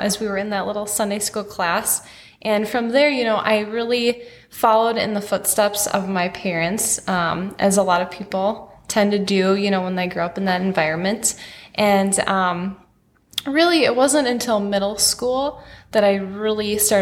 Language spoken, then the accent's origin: English; Wadena, Minnesota, United States; And I grew up in Wadena, Minnesota, so in a small farm town, rural town